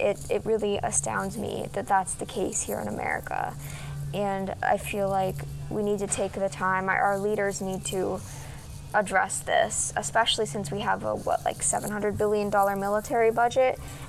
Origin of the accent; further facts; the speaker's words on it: Arlington, Vermont, United States; The community that I grew up in Arlington, Vermont, was a very small and tight-knit community. It was also not super diverse, but even though it wasn't diverse, it was a really welcoming place.